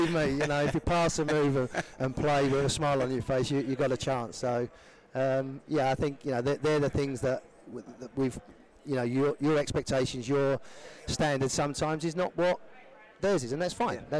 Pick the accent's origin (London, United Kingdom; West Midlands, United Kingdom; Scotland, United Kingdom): London, United Kingdom; accent: Cockney; thing they find with me is my accent. Being a Cockney, they, they, they find